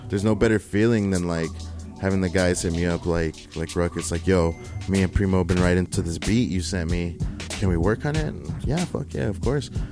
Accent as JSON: {"language": "English", "town": "El Paso", "region": "Texas", "country": "United States", "tie": "born or raised there", "said": "growing up in Central"}